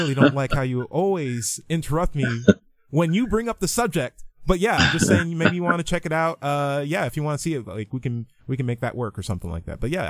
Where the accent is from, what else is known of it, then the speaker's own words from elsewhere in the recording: California, United States; I'm a Californian by heart because that's where I went to high school. We had a military family, but that's where I went to high school. So I consider myself Californian.